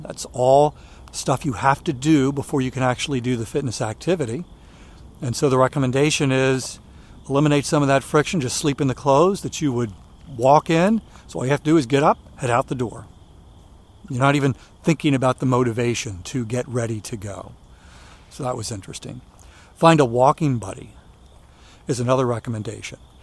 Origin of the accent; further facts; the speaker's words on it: Maryland, United States; where I was growing up in Maryland